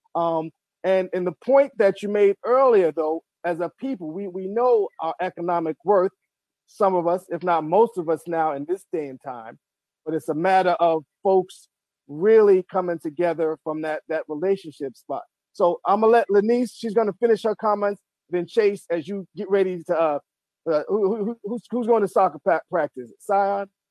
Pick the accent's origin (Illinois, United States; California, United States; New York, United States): New York, United States; New York City; moved away as an adult; now in Baltimore, United States; I come from Marble Hill Projects, New York City, I know all about food stamps